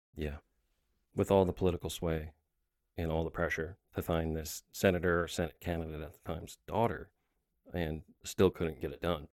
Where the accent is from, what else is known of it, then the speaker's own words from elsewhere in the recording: Wisconsin Rapids, Wisconsin, United States; growing up in Wisconsin Rapids